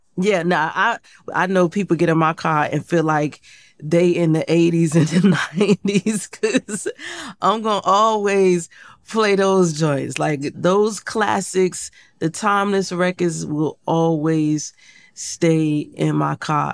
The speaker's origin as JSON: {"language": "English", "town": "Portsmouth", "region": "Virginia", "country": "United States", "tie": "born or raised there", "moved": "yes", "said": "I grew up in Portsmouth, Virginia."}